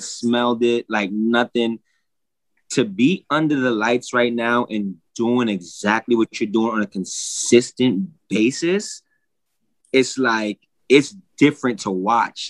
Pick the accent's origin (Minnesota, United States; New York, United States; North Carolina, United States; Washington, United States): New York, United States; New York City; I'm from Brooklyn, New York